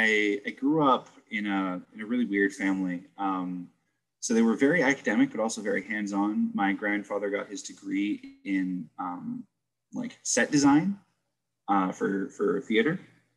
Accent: New Jersey, United States; also born or lived in California; I grew up in New Jersey. Kind of hopped around all over the place. I started out in California, moved to New Jersey when I was about 12.

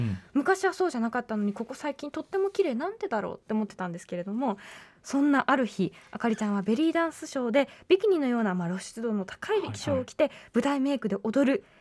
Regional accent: Kansai, Japan; 本当関西人

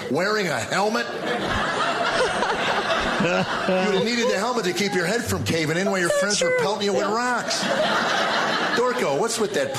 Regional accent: United States; growing up in America

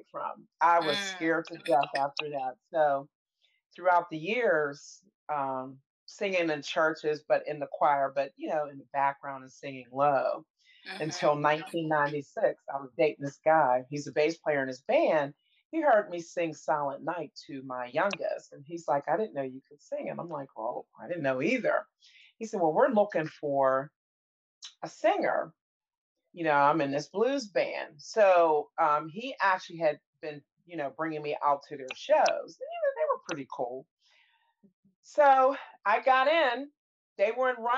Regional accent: Pittsburgh, Pennsylvania, United States; I was born and raised in Pittsburgh, Pennsylvania.

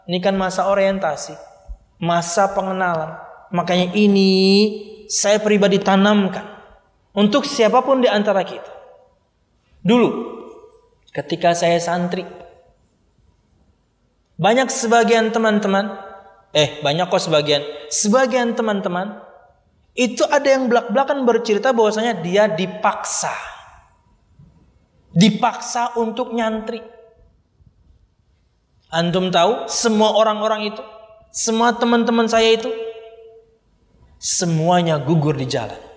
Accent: Kalimantan, Indonesia; Tapi karena kondisi, saya dari Kalimantan.

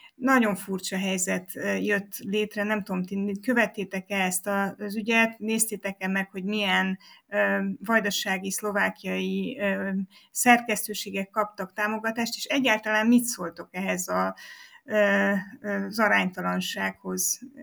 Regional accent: Transylvania, Romania

